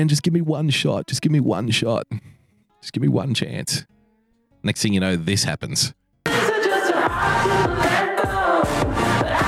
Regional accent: Australia; I love being an Australian

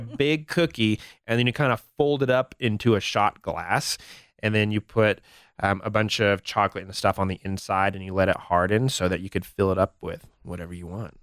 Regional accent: Albuquerque, New Mexico, United States; moved away as an adult; also born or lived in Los Angeles; now in Denver, United States; I grew up in Albuquerque

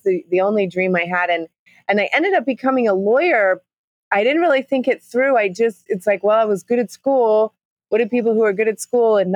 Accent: Chicago, Illinois, United States; also born or lived in London, United Kingdom; now in Costa Rica; I grew up in Chicago in a conservative family, conservative household. I mean, you know, I had the typical Midwestern childhood

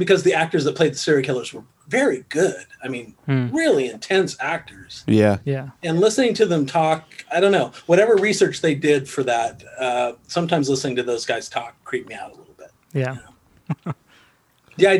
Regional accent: Nebraska, United States; also born or lived in Los Angeles; now in Austin, United States; I grew up in Nebraska

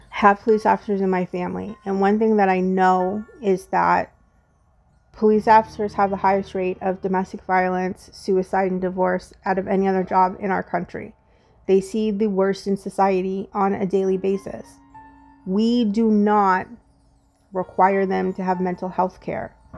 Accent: United States; as an African American woman

